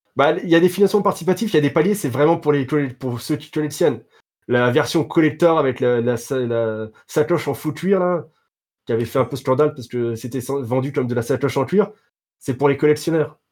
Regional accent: France; je suis français

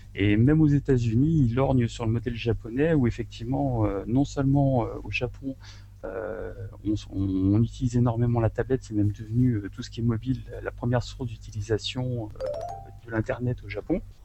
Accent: France; now in Japan; moi, en tant que Français

